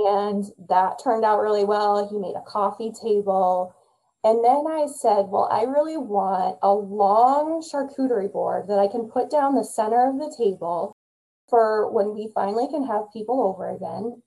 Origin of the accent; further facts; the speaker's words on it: Midwest, United States; I'm a Midwesterner and I love the Midwest way of life